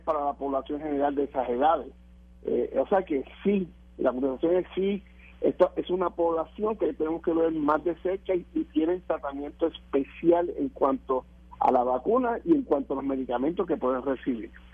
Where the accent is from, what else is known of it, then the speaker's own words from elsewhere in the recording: Lares, Puerto Rico; allá mi pueblo de Lares